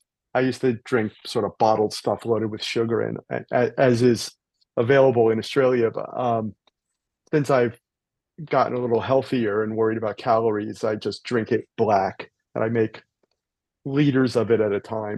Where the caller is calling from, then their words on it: Torrance, California, United States; I'm in a suburb of Los Angeles called Torrance, California.